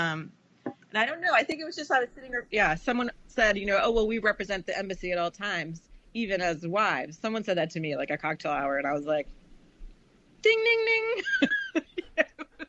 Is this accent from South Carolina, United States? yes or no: yes; Charleston, South Carolina, United States; moved away; also born or lived in Namibia; I grew up in Charleston, South Carolina in the 70s. You know, I moved there in 73